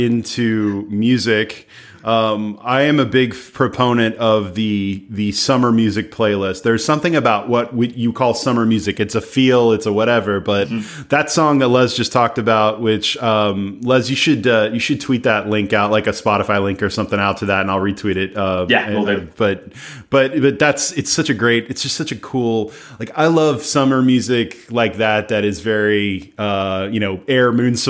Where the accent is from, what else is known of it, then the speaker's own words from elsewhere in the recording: United States; as an American